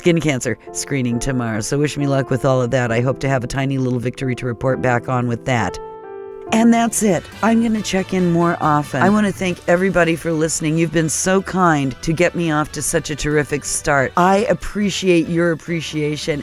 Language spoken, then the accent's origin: English; Phoenix, Arizona, United States; moved away as an adult; also born or lived in New York; now in Minnesota, United States; I was actually raised on soul food in Phoenix, Arizona